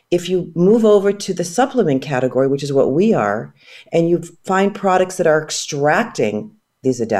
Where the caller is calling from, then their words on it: California, United States; I'm phoning in from the West Coast. We're uh, Bay Area based.